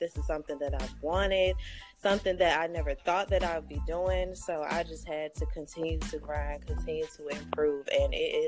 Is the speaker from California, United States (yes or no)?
no; Northern Virginia, United States; also born or lived in Fayetteville, North Carolina; I am from North Virginia, originally born in Fayetteville, North Carolina